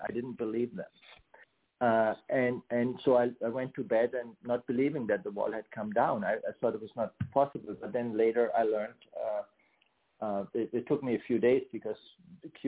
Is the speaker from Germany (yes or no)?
yes; Germany; moved away as an adult; now in United States; I grew up in Germany on the western side